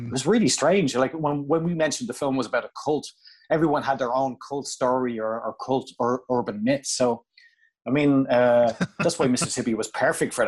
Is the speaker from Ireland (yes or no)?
yes; Ireland; coming from Ireland